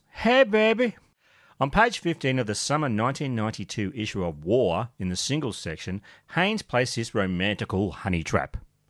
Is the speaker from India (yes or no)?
no; South Africa; I am a South African, and I took away our booze. Again!